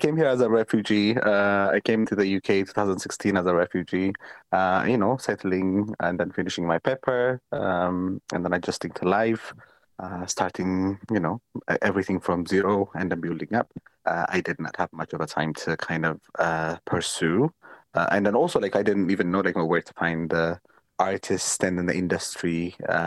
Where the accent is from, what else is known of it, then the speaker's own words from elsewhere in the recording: Ethiopia; now in United Kingdom; I am from Ethiopia.